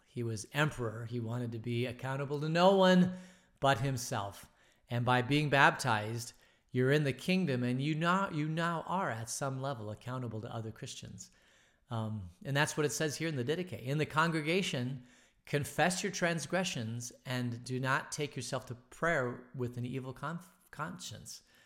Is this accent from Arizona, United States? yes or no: yes; Phoenix, Arizona, United States; growing up in Phoenix in the sixties